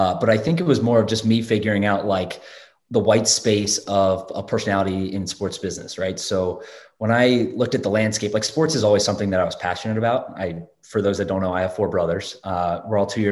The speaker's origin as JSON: {"language": "English", "town": "Raleigh", "region": "North Carolina", "country": "United States", "tie": "born or raised there", "also_born_or_lived": "Durham, North Carolina", "moved": "yes", "lives_now": "New York City, United States", "said": "I grew up in Raleigh, North Carolina"}